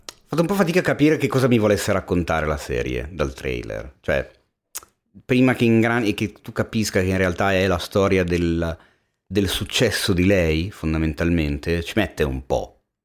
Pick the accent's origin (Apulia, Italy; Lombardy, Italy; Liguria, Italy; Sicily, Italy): Lombardy, Italy; Milan; nato e cresciuto a Milano